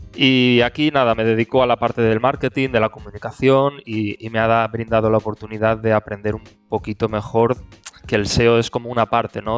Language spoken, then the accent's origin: Spanish; Benidorm, Valencian Community, Spain; yo soy de, de Benidorm